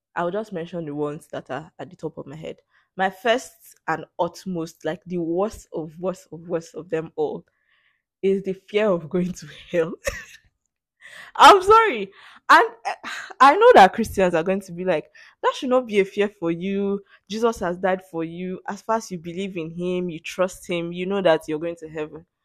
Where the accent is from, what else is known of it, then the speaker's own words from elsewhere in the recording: Nigeria; English as my native language, 'cause that's the lingua franca in this country